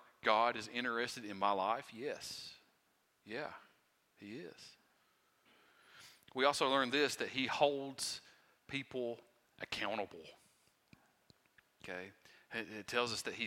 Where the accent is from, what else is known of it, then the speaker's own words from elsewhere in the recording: Wise County, Virginia, United States; I am from Wise County, Virginia, okay? And my accent, sometimes I have trouble speaking